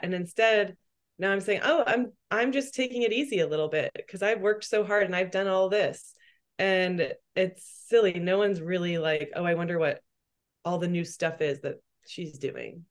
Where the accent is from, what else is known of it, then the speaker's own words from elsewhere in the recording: Texas, United States; also born or lived in New York; now in Austin, United States; I'm from Texas